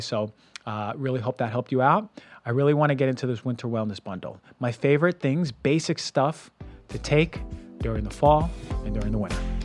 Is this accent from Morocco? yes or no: no; United States; moved away as an adult; also born or lived in Connecticut / Pennsylvania / Ecuador (ancestry) / Puerto Rico (ancestry); now in West Coast, United States; growing up in New Jersey, New York